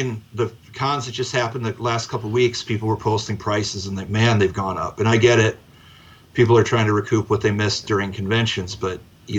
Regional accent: Midwest, United States; moved away; also born or lived in Minnesota; we're from the Midwest

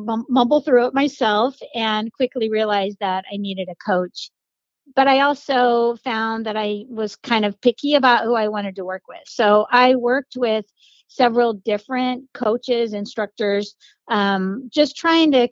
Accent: Colorado, United States; also born or lived in Florida; now in Zephyrhills, United States; I grew up in Colorado and I moved to Florida

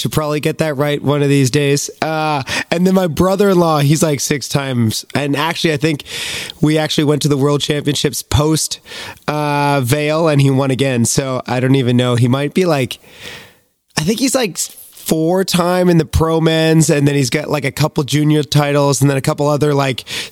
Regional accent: Beachburg, Ontario, Canada; I grew up in a small town called Beechburg, Ontario

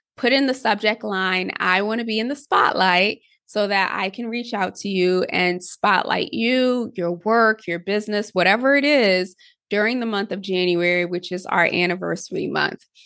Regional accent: Connecticut, United States; I grew up in Connecticut

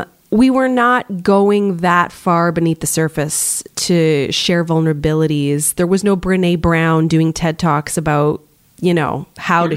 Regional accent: Canada; we're both Canadian

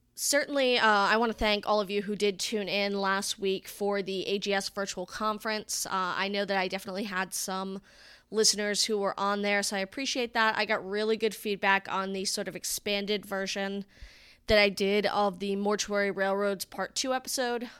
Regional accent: Arnold Mills, Rhode Island, United States; moved away; I come from Rhode Island

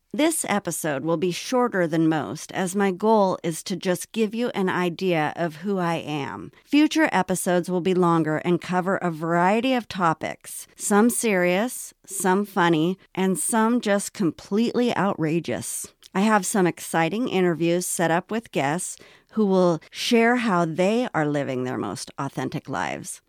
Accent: Los Angeles, California, United States; also born or lived in North Hollywood / Washington State; the early years of my life growing up in Los Angeles

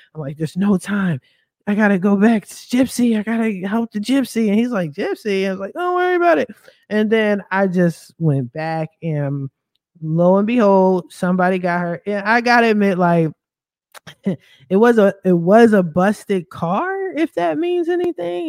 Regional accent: Philadelphia, Pennsylvania, United States; moved away; I'm a East Coast girl, I'm from Philly

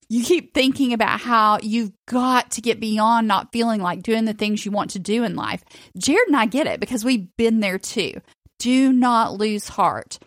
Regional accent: Chattanooga, Tennessee, United States; moved away as an adult; now in Florida, United States; I grew up in Chattanooga

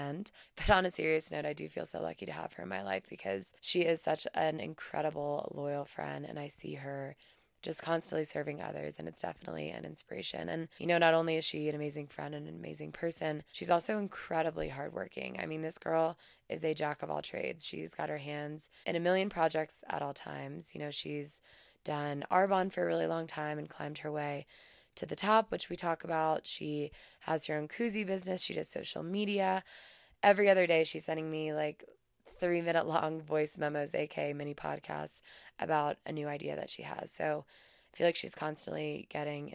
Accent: Madison, Alabama, United States; moved away as an adult; also born or lived in Auburn, Alabama; now in Breckenridge, United States; I am from Madison, Alabama originally, currently living in Breckenridge, Colorado

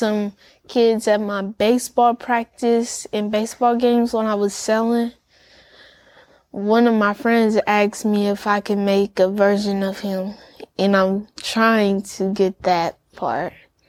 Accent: St. Louis, Missouri, United States; also born or lived in Memphis; I came from St. Louis and Memphis.

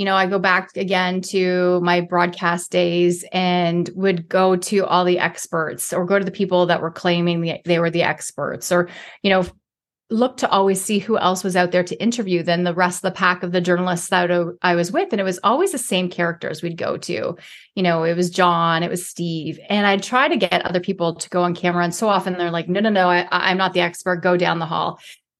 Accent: Toronto, Ontario, Canada; Where I grew up in Toronto, in inner city Toronto, before being in downtown was really super cool.

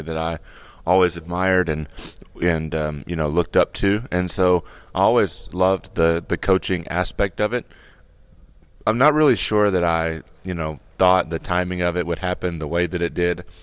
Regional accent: Norman, Oklahoma, United States; moved away as an adult; now in Stillwater, United States; growing up in Norman, you obviously are around O U sports

